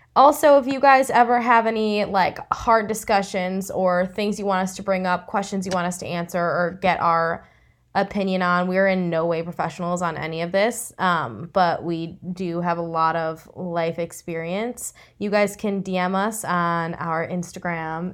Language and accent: English; Chicago, Illinois, United States; moved away as an adult; also born or lived in Los Angeles, United States; I'm originally from Chicago